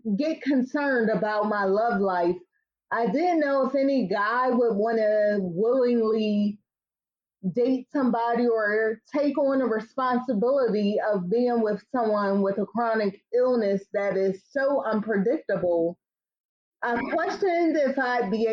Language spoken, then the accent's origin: English; Tarboro, North Carolina, United States; moved away; I spent a lot of time there growing up in Tarboro, North Carolina. So I consider myself a Southern girl living in the city